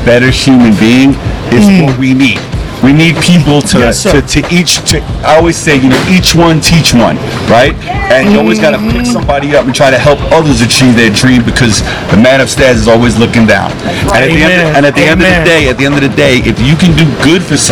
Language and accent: English; New York City, New York, United States; now in Las Vegas, United States; being from Brooklyn